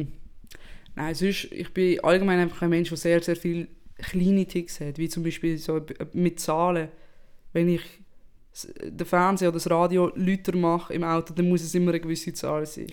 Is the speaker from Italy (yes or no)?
yes; Italy; now in Switzerland; als Italienerin